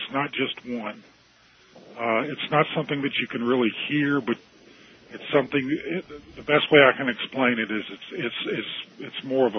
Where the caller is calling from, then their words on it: Roanoke, Virginia, United States; I'm calling from Roanoke, Virginia.